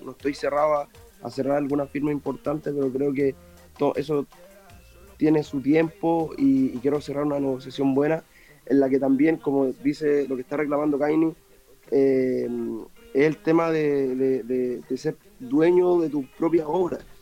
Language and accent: Spanish; San Miguel, Santiago Metropolitan Region, Chile; yo vengo de San Miguel, de un barrio